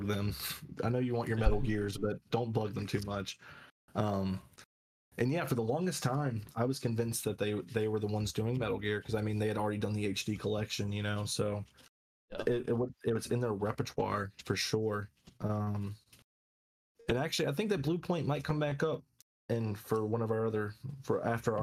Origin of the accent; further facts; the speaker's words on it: North Carolina, United States; We're from North Carolina, if you didn't know, so NC boys for life.